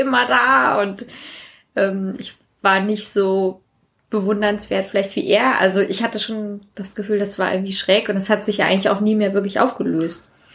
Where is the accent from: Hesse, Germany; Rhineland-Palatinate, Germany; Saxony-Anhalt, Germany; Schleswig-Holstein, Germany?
Hesse, Germany; Maintal; also born or lived in Sweden; ich war in ähm, mein Teil 4 und das hatte, soweit ich weiß, 3000 Einwohner. Das war wirklich klein